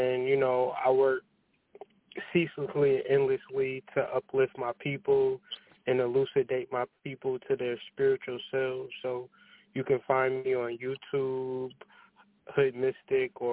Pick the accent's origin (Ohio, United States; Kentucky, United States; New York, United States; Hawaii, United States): Ohio, United States; Growing up in Ohio